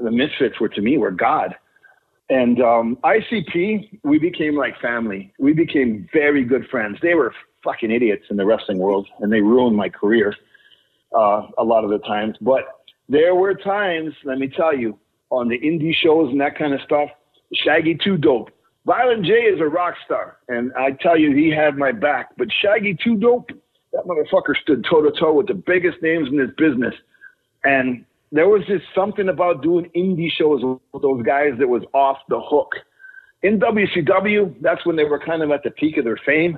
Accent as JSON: {"language": "English", "town": "Thunder Bay", "region": "Ontario", "country": "Canada", "also_born_or_lived": "Mexico", "moved": "as an adult", "said": "I'm from Thunder Bay"}